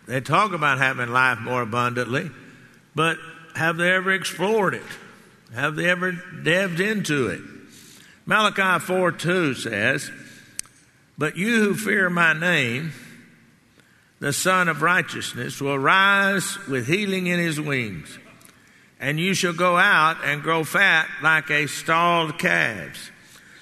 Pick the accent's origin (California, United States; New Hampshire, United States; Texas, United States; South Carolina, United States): Texas, United States; growing up in Texas